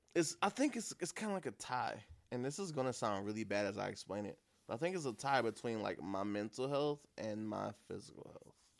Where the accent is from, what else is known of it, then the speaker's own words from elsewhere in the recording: Beaconsfield off the Mack, Michigan, United States; the place where I grew up at over on Beaconsfield off the Mac.